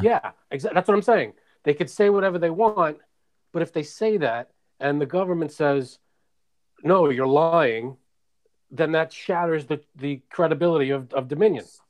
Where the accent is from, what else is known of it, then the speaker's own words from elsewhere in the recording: New York City, New York, United States; also born or lived in Queens; now in Long Island, United States; Born and raised in Brooklyn, then Queens, now Long Island.